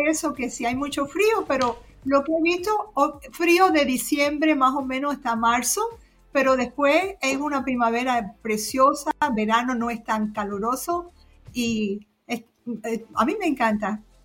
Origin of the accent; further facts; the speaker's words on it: Cuba; also born or lived in Florida; now in Michigan, United States; Yo nací en Cuba en el año 55